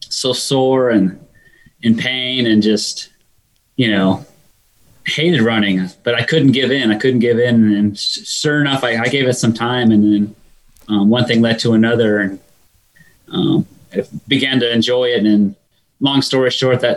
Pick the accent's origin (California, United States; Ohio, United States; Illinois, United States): California, United States; Sacramento; I grew up in Sacramento, California